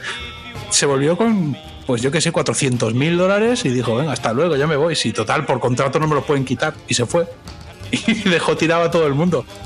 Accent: Catalonia, Spain; now in United States

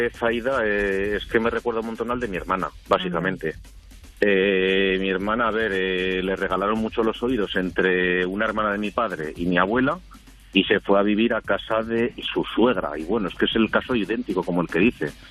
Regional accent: Zaragoza, Aragon, Spain; De Zaragoza.

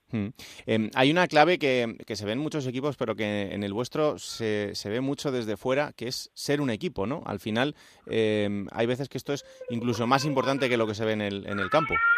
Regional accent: Villanueva de la Serena, Extremadura, Spain; Villanueva de la Serena, entre otras cosas porque es mi pueblo

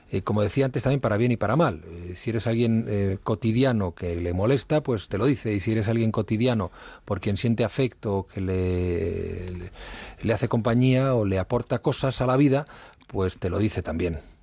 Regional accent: Madrid, Community of Madrid, Spain; also born or lived in Ribadedeva, Asturias / Ujo, Asturias; nací en Madrid, he vivido prácticamente toda mi infancia en Madrid

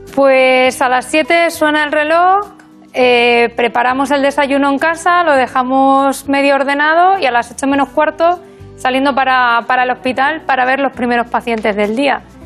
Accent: Burgos, Castile and León, Spain; moved away as an adult; also born or lived in Extremadura / Badajoz; now in A Coruña, Spain; me crié en Burgos. Eh, pero soy extremeña de, nacimiento

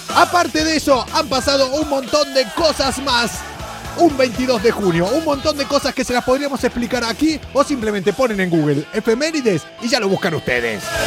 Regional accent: Argentina; now in Spain; Soy argentino, fui futbolista

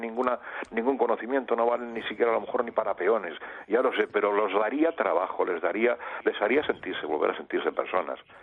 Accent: Madrid, Community of Madrid, Spain; moved away; soy madrileño, aunque vivo aquí

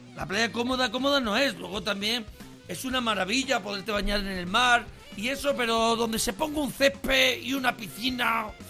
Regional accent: Andalusia, Spain; yo soy mm, andaluz

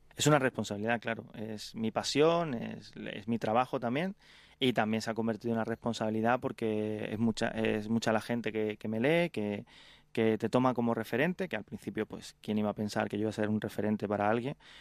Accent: Carmona, Andalusia, Spain; moved away as an adult; also born or lived in Madrid; cuando llegaba de, de mi pueblo, de Carmona, eh, a una ciudad como Madrid.

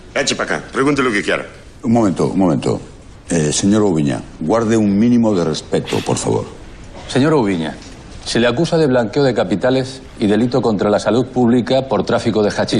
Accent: Madrid, Community of Madrid, Spain; yo también me he criado en un barrio, en un barrio de Madrid

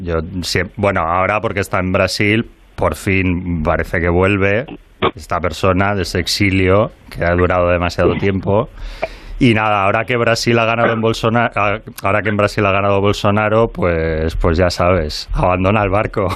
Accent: Bilbao, Basque Country, Spain; como bilbaíno

